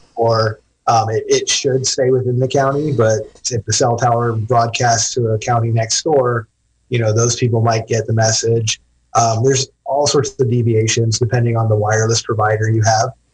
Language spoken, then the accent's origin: English; Arizona, United States; moved away as an adult; now in California, United States; I grew up out in Arizona